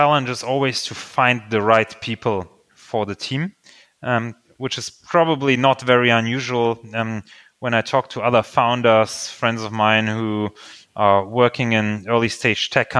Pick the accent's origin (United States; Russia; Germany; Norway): Germany; English is a second language; also born or lived in Slovakia; I actually was born in Slovakia, and we came to Germany when I was 4 years old. So I don't have a lot of memories to the time before we came to Germany, but I did grow up bilingually in Germany.